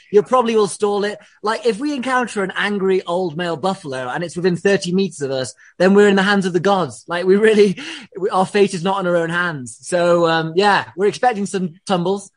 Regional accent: England, United Kingdom; I'm English

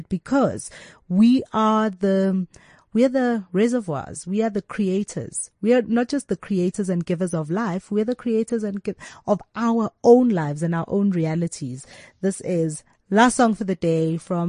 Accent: South Africa; as South African women

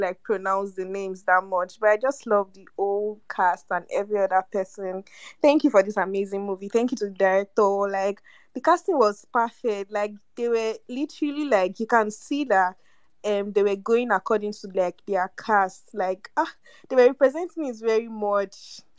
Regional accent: Nigeria; I'm literally like watching it right now, and I'm from Nigeria

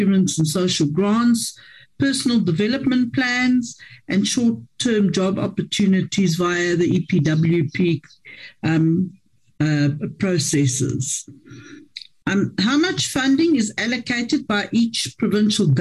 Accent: Ekurhuleni, Gauteng, South Africa; I'm from Ekurhuleni

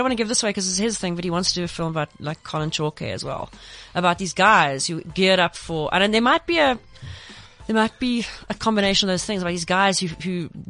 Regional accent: Pinetown, KwaZulu-Natal, South Africa; I'm from Pinetown.

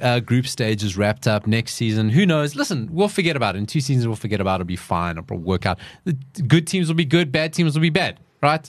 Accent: South Africa; we're all South Africans.

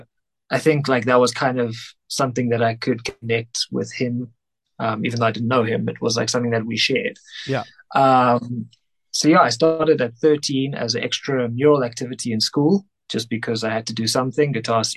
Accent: Cape Town, Western Cape, South Africa; moved away as an adult; now in Johannesburg, South Africa; I'm originally from Cape Town, but I moved up here, I think 6, 7 years ago.

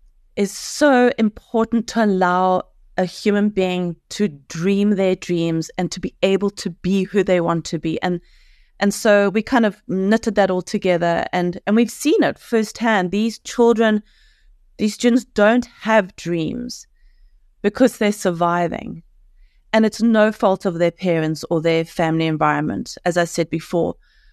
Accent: Cape Town, Western Cape, South Africa; 100% South African. Go Boka. We are South African. Our blood is green and gold. But Cape Town, because we know the people, we have a good read of the culture in Cape Town.

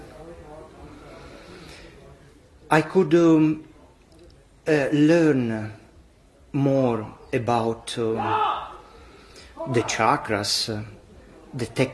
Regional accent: Milan, Lombardy, Italy; I am from Milano in Italy

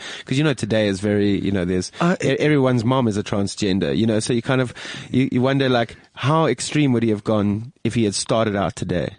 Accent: Johannesburg, Gauteng, South Africa; I grew up near Parktown.

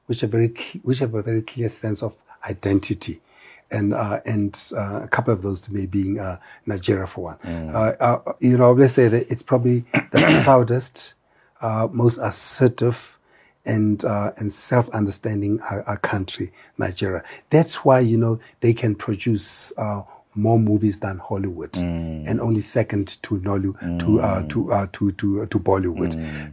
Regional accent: Kimberley, Northern Cape, South Africa; So I was born in Kimberley. It was Kimberley's where the diamond rush started.

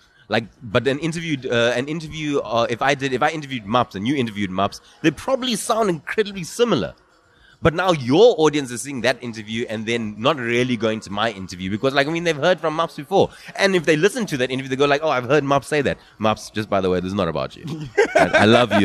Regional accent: Durban, KwaZulu-Natal, South Africa; I grew up in Durban, KwaZulu-Natal

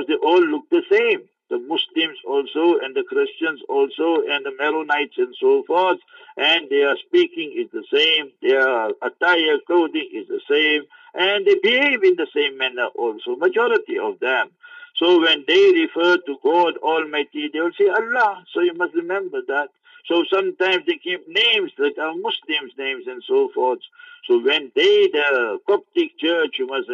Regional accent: South Africa; I'm from South Africa. I'm a tourist here.

